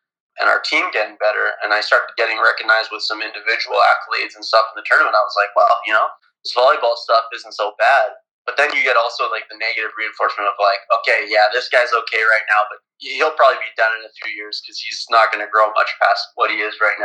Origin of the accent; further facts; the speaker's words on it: Brandon, Manitoba, Canada; I'm from Brandon, Manitoba.